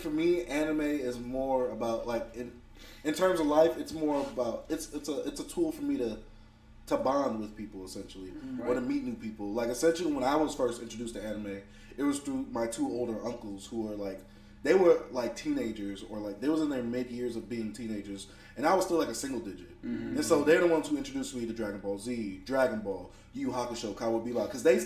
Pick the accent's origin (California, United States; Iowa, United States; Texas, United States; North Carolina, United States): Texas, United States; Dallas; also born or lived in Houston, Texas; I moved from Houston to Dallas